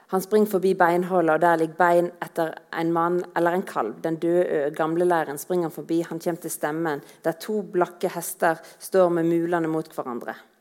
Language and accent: Norwegian; Voss, Vestland, Norway; Som vossing